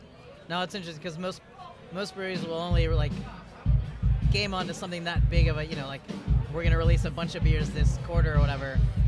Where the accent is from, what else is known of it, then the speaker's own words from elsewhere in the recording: Pittsburgh, Pennsylvania, United States; I'm from Pittsburgh, so that's Pennsylvania wine.